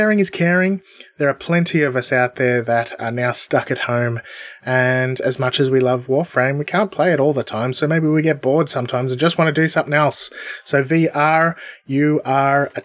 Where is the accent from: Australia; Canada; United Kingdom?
Australia; we're both Australian. Having been born in Australia with by Australian parents.